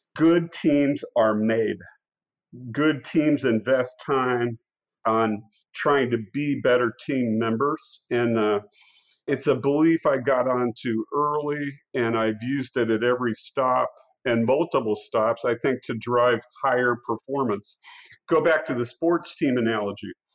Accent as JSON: {"language": "English", "town": "Council Bluffs", "region": "Iowa", "country": "United States", "tie": "born or raised there", "said": "I grew up in Council Bluffs, Iowa, which is right in the heart of the North American continent"}